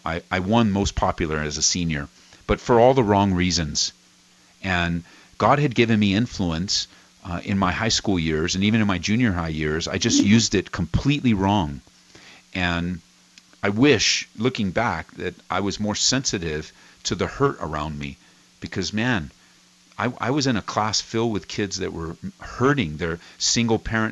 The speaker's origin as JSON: {"language": "English", "town": "Cudahy", "region": "California", "country": "United States", "tie": "born or raised there", "said": "I grew up in Cudahy"}